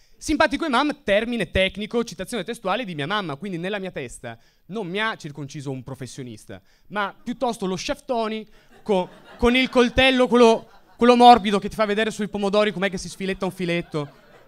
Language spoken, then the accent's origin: Italian; Veneto, Italy; sono metà marocchino, metà siciliano, ma sono cresciuto in Veneto